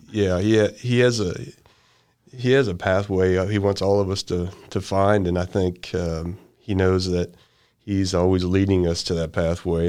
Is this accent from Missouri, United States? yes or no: yes; Sedalia, Missouri, United States; also born or lived in Marshall, Missouri; I'm from Sedalia and Marshall